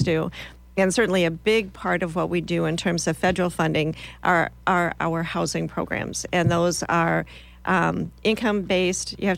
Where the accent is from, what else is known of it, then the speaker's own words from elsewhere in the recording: Minnesota, United States; moved away as an adult; also born or lived in Iowa; now in Lincoln, United States; I'm originally from Minnesota.